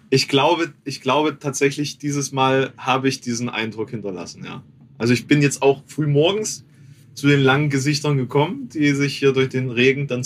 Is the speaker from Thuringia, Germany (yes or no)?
yes; Thuringia, Germany; Also ja, als Thüringer dann außerhalb Thürings und dann auch noch jemand, der kein Fleisch isst.